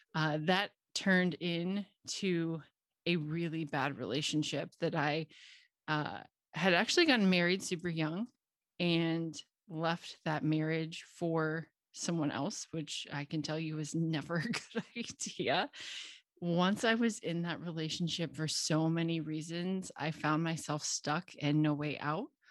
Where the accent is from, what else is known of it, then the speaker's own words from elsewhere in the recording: Cincinnati, Ohio, United States; moved away as an adult; now in Knoxville, United States; I grew up in Cincinnati, Ohio, where I lived until I was twenty-three.